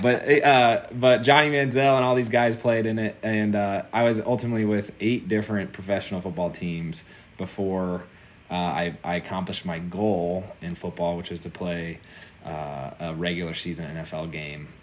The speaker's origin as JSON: {"language": "English", "town": "Indianapolis", "region": "Indiana", "country": "United States", "tie": "born or raised there", "moved": "as an adult", "lives_now": "Nashville, United States", "said": "I grew up in Indianapolis"}